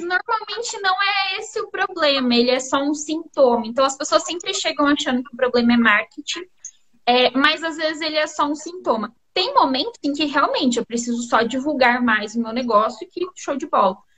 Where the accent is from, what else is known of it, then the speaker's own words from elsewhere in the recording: Londrina, Paraná, Brazil; moved away as an adult; now in Pato Branco, Brazil; eu sou de Londrina, a gente se mudou para cá recentemente. Recentemente não, já faz três anos.